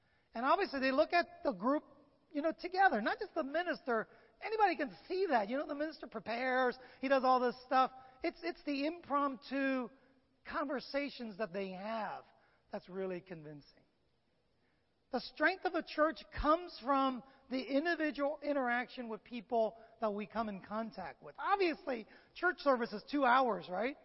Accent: San Francisco, California, United States; I grew up in San Francisco

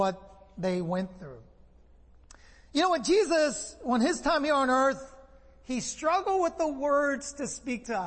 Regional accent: San Francisco, California, United States; I'm from San Francisco. I like sourdough a lot. I grew up with sourdough

